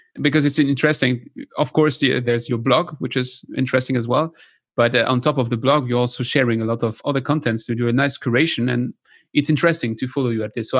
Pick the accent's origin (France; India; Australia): France; accent: French; English is a second language; with my French accent